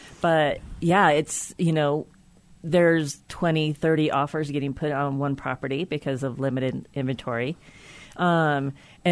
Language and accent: English; Colorado, United States; I've been here since I was very young.